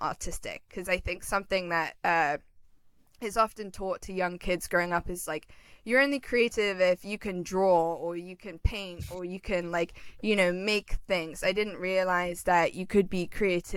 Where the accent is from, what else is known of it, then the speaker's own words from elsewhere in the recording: London, United Kingdom; moved away as an adult; also born or lived in Pennsylvania; now in Los Angeles, United States; growing up in London